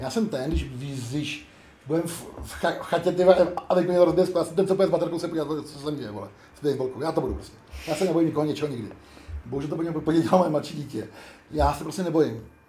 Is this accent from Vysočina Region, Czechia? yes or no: no; Prague, Czechia; also born or lived in Ostrava; jsem jediný Pražák